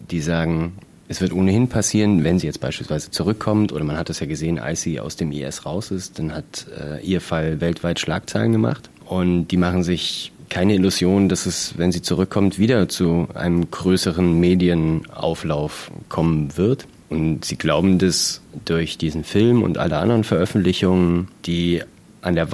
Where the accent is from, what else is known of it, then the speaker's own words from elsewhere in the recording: Germany; Wir kommen aus Deutschland.